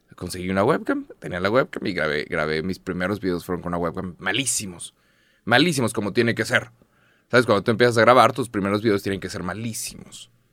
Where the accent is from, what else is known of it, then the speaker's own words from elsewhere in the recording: Mexico; En, en México somos muy conscientes de nuestro acento